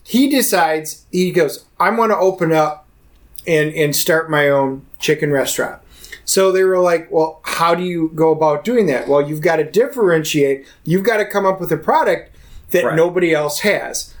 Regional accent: Wisconsin, United States; moved away; also born or lived in Texas; I'm originally from Wisconsin.

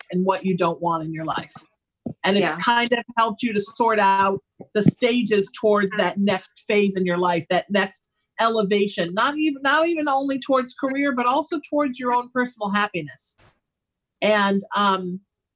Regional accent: Orange County, California, United States; I grew up in Orange County where it was really Christian

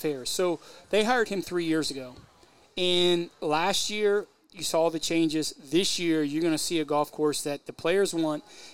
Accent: Columbus, Ohio, United States; growing up in Columbus, Ohio

